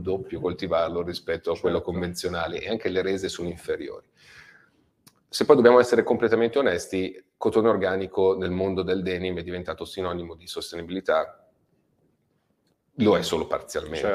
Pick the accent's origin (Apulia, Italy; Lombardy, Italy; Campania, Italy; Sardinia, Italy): Lombardy, Italy; Robecchetto con Induno; mio paesino di Robecchetto con Induno, dove si trova l'azienda